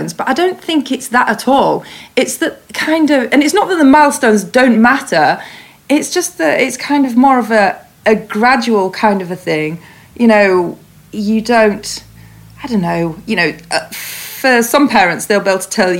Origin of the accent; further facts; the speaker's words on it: Huddersfield, Yorkshire and the Humber, United Kingdom; moved away; I come from Huddersfield. So a very, very typical suburban childhood.